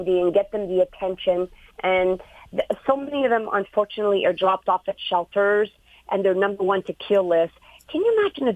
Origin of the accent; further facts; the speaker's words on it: Montreal, Quebec, Canada; I was born and raised in Montreal, Canada